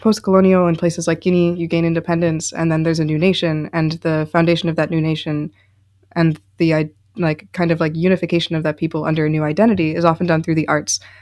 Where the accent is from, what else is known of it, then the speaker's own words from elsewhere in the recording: Chicago, Illinois, United States; I'm from Chicago, Illinois